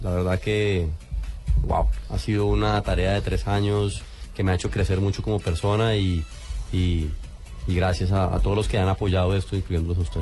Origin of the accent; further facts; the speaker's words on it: Colombia; como colombiano estar viviendo y representando a la colombianidad